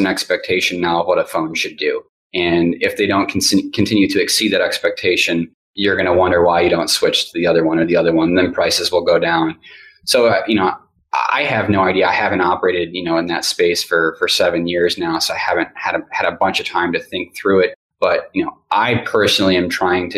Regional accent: Midwest, United States; moved away; also born or lived in Texas; I know from growing up in the Midwest

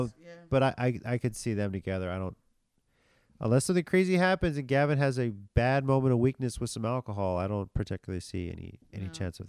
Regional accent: San Antonio, Texas, United States; I'm from San Antonio, Texas.

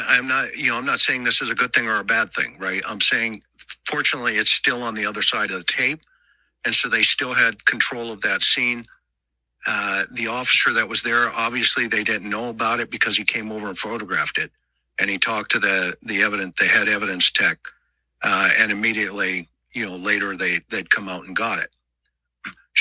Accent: Southern California, United States; I'm from Southern California, and we know the value of gloves

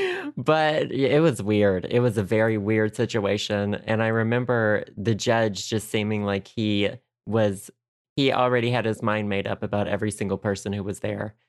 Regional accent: United States; I'm an American.

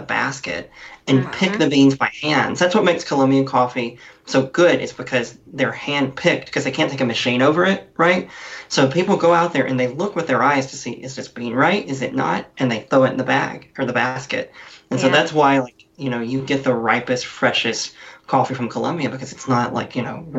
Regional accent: Alabama, United States; I grew up in Alabama

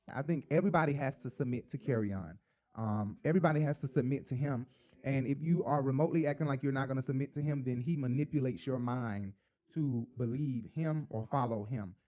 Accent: Atlanta, Georgia, United States; Atlanta, my hometown or my home place

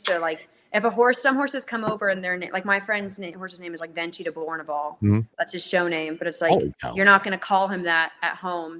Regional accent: Atlanta, Georgia, United States; I'm from Atlanta. It's where I reside

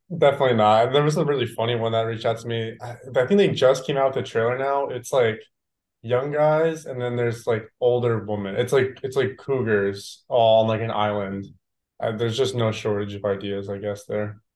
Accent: New Jersey, United States; moved away as an adult; now in Austin, United States; growing up in Jersey

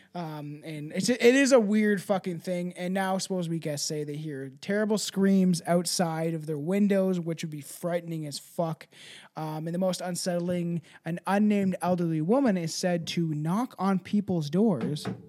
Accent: Canada; I'm Canadian

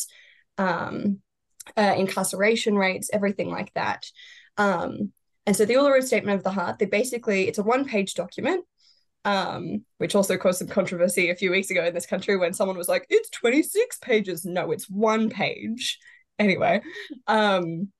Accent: Sydney, New South Wales, Australia; I was born in Sydney, grew up here, have lived in slightly different areas in Sydney, but same city.

